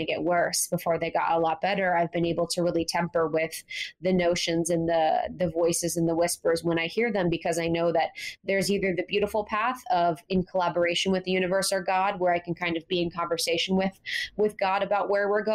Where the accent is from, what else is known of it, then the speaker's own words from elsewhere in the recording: Ohio, United States; Growing up in Ohio